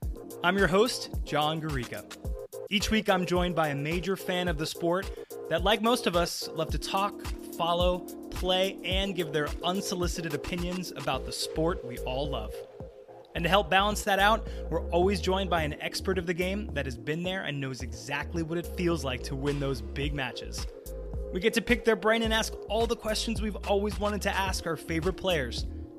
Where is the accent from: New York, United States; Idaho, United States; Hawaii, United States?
New York, United States; You know, obviously, as a New Yorker, I wasn't able to be in the US Open this year.